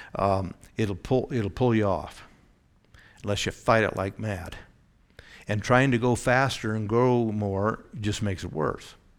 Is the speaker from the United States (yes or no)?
yes; Oregon, United States; Growing up in Oregon, the beaches had a lot of undertow.